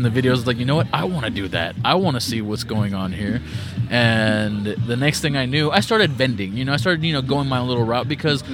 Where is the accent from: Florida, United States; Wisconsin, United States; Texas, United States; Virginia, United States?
Texas, United States; South; I grew up in South Texas